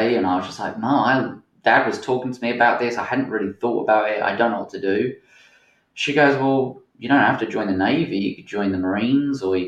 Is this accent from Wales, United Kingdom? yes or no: no; Essex, East of England, United Kingdom; moved away as an adult; also born or lived in Portsmouth / Helensburgh, Scotland / Pacific Northwest, United States; now in Washington, United States; I grew up in Essex. I spent a lot of my kind of like teen life in Essex